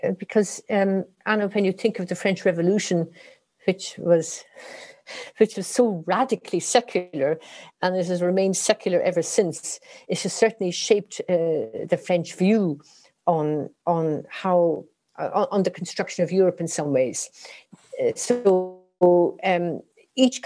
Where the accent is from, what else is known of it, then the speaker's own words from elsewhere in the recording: Ireland; I'm Irish, and religion was dominated our lives in school, at home, on the weekends, and so on.